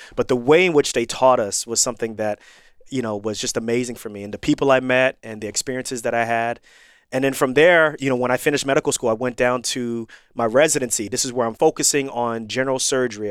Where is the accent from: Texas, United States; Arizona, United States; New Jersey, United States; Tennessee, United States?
New Jersey, United States; Irvington; moved away; also born or lived in New York / Missouri / Pennsylvania / Florida; I grew up in Irvington, New Jersey